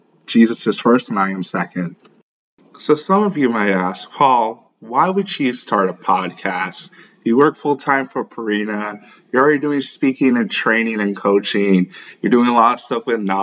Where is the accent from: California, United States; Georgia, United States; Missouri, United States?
Missouri, United States; St. Louis; also born or lived in Lagos, Nigeria; I was born in Lagos. I grew up in St. Louis, Missouri